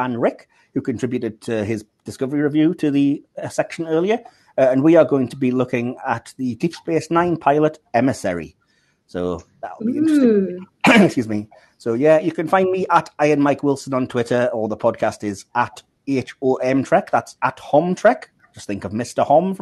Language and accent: English; North East England, United Kingdom; accent: northeast English; my very northeast English accent